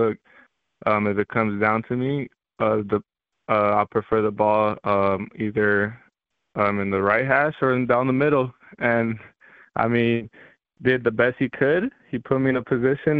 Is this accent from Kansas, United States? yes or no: no; Los Angeles, California, United States; moved away as an adult; also born or lived in South Gate, California / Moreno Valley, California; now in Moscow, Idaho, United States; grew up living in South Central Los Angeles for about the age of 4 to 12